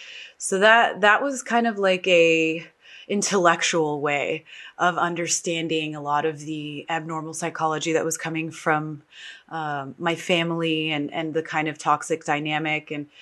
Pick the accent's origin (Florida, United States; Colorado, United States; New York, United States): New York, United States; born there; also born or lived in Texas; I was born in New York. I consider myself a New York Texan, which is totally the opposite of each other, but those are the two places that I really spent a lot of time in.